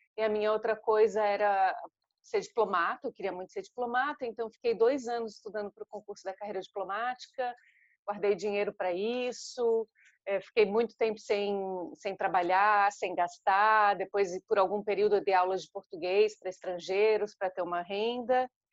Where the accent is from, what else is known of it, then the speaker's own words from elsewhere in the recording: Florianópolis, Santa Catarina, Brazil; moved away; eu sou de Florianópolis, em Santa Catarina